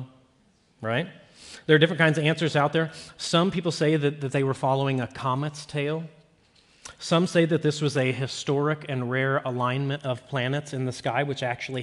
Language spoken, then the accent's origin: English; Peoria, Illinois, United States; I was born in January of 1985 or 84 in Peoria, Illinois